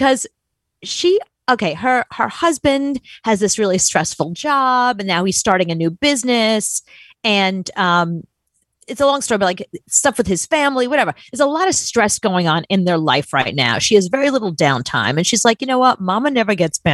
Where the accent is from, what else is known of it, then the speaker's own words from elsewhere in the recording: New York, United States; I'm from New York